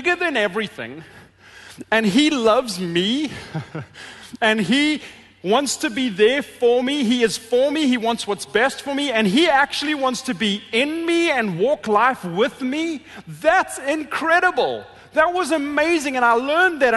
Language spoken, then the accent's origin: English; Johannesburg, Gauteng, South Africa; moved away; I grew up in Johannesburg, a city very, very similar in size to Detroit